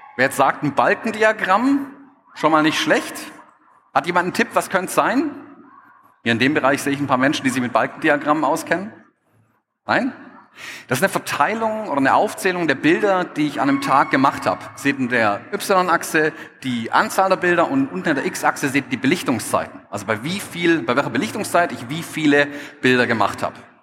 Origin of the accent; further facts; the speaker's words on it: Stuttgart, Baden-Württemberg, Germany; accent: Swabian; ich bin Schwabe, ich komme aus Stuttgart, man hört es vielleicht auch ein bisschen.